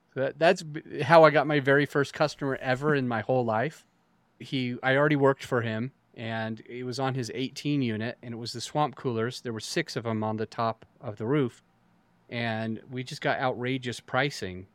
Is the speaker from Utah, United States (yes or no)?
yes; Utah, United States; I grew up in Utah